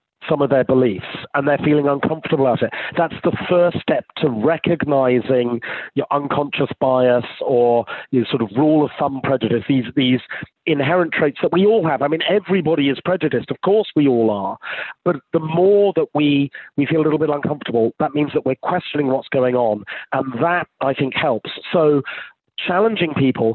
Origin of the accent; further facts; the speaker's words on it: United Kingdom; being British